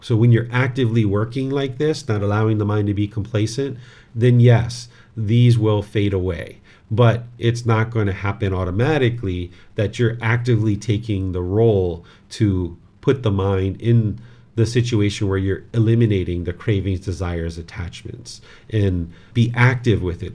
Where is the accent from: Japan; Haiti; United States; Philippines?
United States; this body was born in America